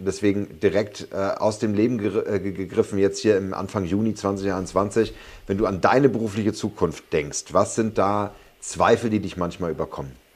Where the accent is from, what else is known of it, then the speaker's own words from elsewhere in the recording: Berlin, Germany; Als Berliner